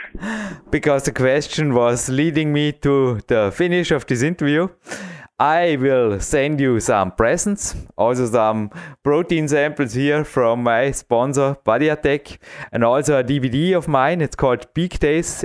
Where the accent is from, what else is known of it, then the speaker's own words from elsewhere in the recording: Dornbirn, Vorarlberg, Austria; English is a second language; We have one of the biggest walls in Austria right here in my hometown